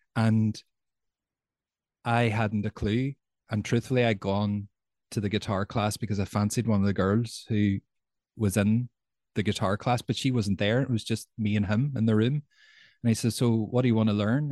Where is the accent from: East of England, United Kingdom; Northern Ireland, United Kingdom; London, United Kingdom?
Northern Ireland, United Kingdom; Derry; I'm from Derry